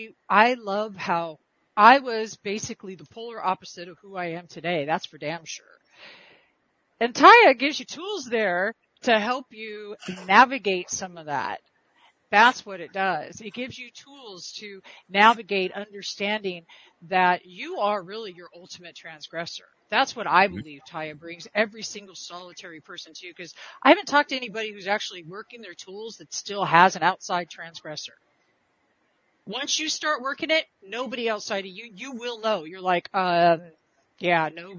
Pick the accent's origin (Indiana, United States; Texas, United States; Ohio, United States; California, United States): California, United States; I'm from California